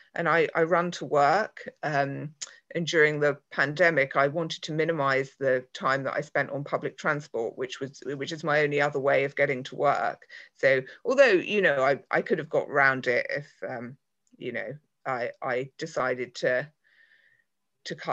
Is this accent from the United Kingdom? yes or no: yes; London, United Kingdom; moved away as an adult; also born or lived in Canterbury; I'm from London, but I moved to a place called Canterbury for work.